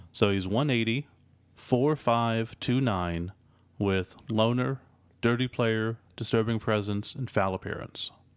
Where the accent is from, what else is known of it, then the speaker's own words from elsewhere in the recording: United States; we're American.